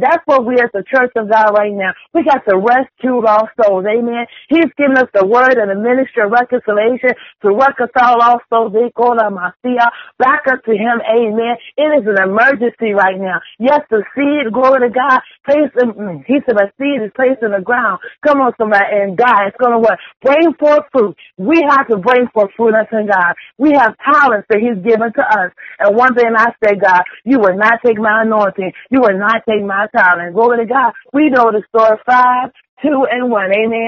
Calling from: Chesapeake, Virginia, United States; I am calling from Chesapeake, Virginia.

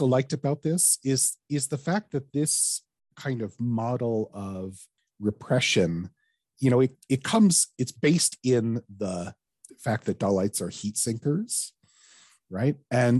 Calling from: Alberta, Canada; I'm dialing in from Alberta, Canada, where we have the oil sands.

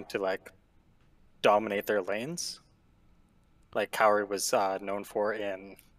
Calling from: Ontario, Canada; Ontario, Canada.

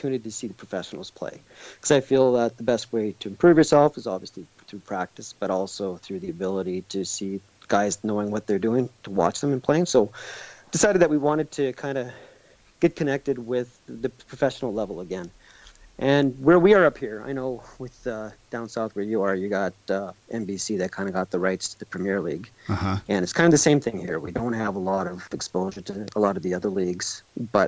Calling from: Edmonton, Alberta, Canada; I'm calling from Edmonton, Canada

